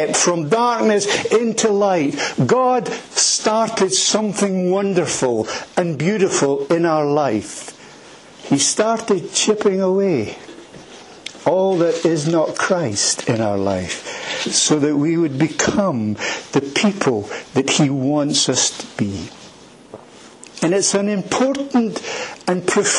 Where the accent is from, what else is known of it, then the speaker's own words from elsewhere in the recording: Edinburgh, Scotland, United Kingdom; moved away as an adult; also born or lived in Turkey / Afghanistan; I am from Edinburgh. I was born in a place called Leith.